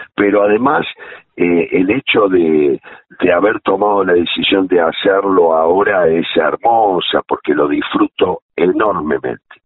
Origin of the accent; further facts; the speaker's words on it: Córdoba, Argentina; moved away; nosotros venimos de la radio de Córdoba, yo recuerdo mucho a Norma Landi que hacía las mañanas